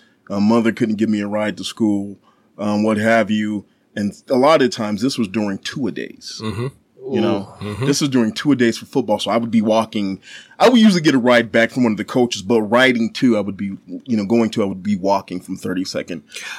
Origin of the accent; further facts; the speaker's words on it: Dorchester, Massachusetts, United States; Well, I am originally from Dorchester, Massachusetts, which is the inner city of Boston.